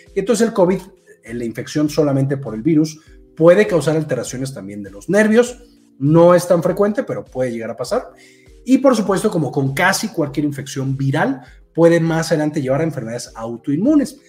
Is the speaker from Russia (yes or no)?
no; Mexico; yo soy de México